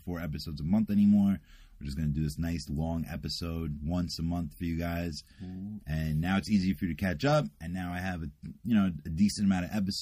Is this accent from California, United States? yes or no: no; New York City, New York, United States; accent: New York accent; moved away; also born or lived in Brooklyn / Indiana / New Jersey; I was born in Brooklyn, but I was raised in Queens